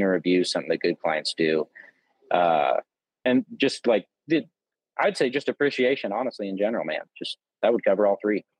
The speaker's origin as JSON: {"language": "English", "region": "Southern Illinois", "country": "United States", "tie": "born or raised there", "also_born_or_lived": "Texas / Oklahoma", "moved": "yes", "said": "I grew up in Southern Illinois"}